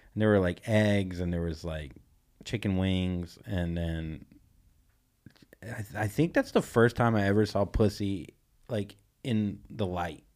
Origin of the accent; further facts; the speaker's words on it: Vero Beach, Florida, United States; I grew up in Vero Beach, Florida